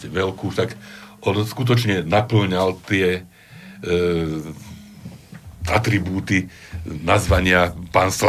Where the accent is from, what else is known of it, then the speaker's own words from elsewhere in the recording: Slovakia; som Slovák, Slovan, ale aj Európan, aj pozemšťan.